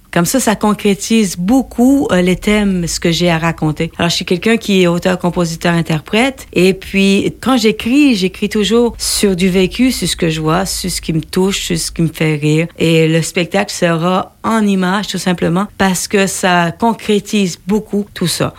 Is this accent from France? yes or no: no; Canada; je viens d'une région du Canada, moi, qui a été du reste du monde. Et j'ai vécu entourée par les Amérindiens